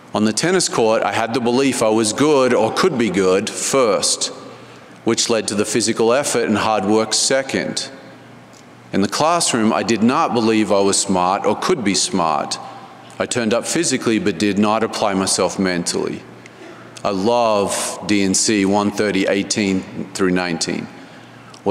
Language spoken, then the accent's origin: English; Canberra, Australian Capital Territory, Australia; I was born and raised in Canberra, Australia